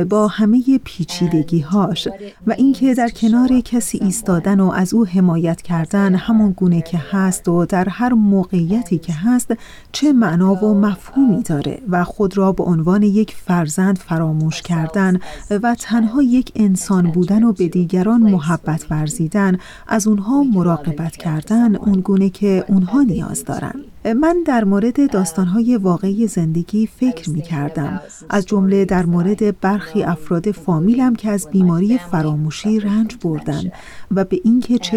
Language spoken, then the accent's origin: Persian; United States; also born or lived in Iran; ما هر دو ایرانی هستیم خب من در ایران به دنیا اومدم اما در آمریکا بزرگ شدم ولی به ایران سفر کردم